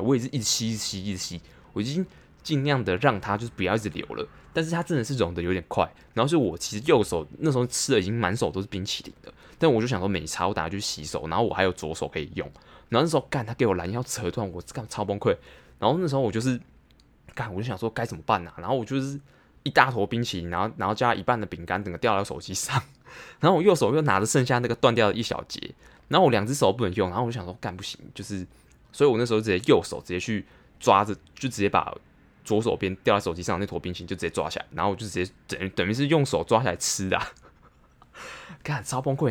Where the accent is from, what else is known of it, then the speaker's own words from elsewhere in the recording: Taipei, Taiwan; 信义区算是我的，我的生活圈啊，就是我就在那边长大，然后在那边打工